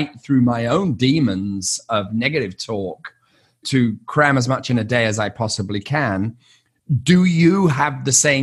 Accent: United Kingdom; I'm British and not far from Liverpool

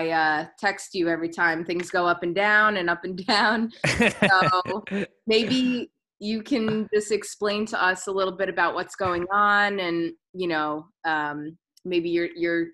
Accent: New York, United States; I'm a New Yorker

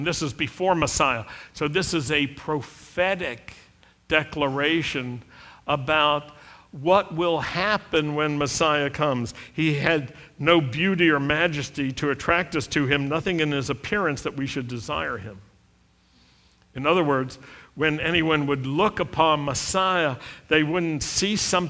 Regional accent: Roanoke, Virginia, United States; when I was a young Jewish kid growing up in Roanoke, Virginia

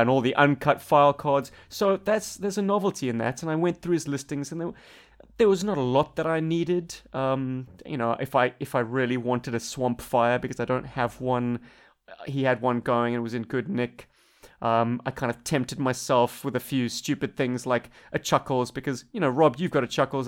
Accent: Cape Town, Western Cape, South Africa; now in Australia; Bob and I come from Africa Light

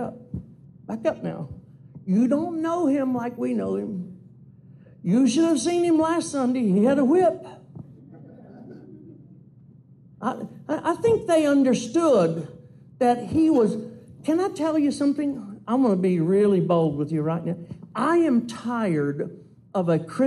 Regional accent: Louisiana, United States; I grew up in Louisiana. We're Cajuns.

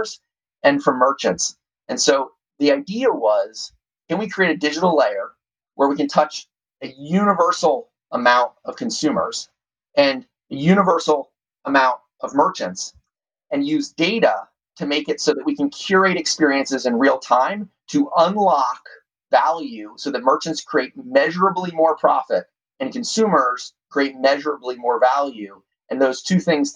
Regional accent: Doylestown, Pennsylvania, United States; moved away; my hometown of Doylestown, Pennsylvania

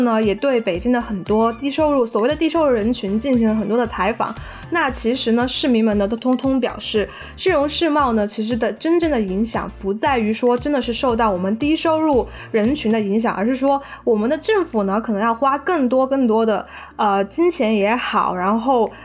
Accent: Chongqing, China; now in Beijing, China; 我想回重庆生活

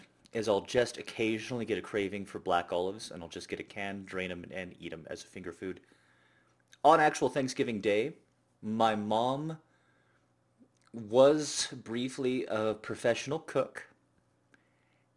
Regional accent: United States; I'm an American

